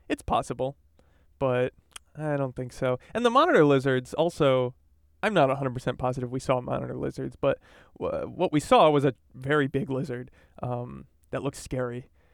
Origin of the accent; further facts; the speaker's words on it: East Coast, United States; now in California, United States; I grew up on the East Coast